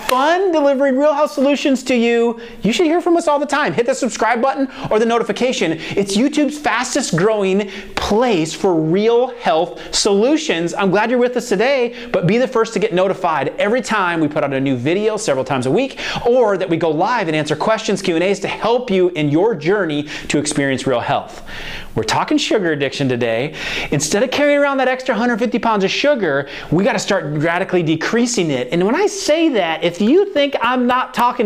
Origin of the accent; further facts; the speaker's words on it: Iowa, United States; now in the South, United States; I'm from Iowa, so I didn't realize that when I moved down to the South that that's what they call it.